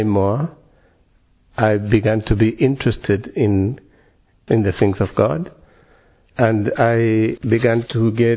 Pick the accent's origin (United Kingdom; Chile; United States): Chile; Santiago, Santiago Metropolitan Region; English is a second language; I'm from Chile, yeah. From Santiago in Chile.